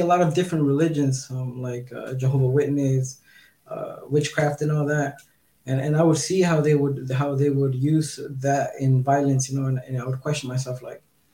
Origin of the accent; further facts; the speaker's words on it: Southern California, United States; now in Mexico; I grew up in California, Southern California